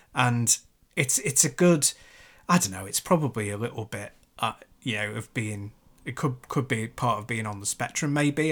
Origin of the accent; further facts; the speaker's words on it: Chester, North West England, United Kingdom; where I grew up in Chester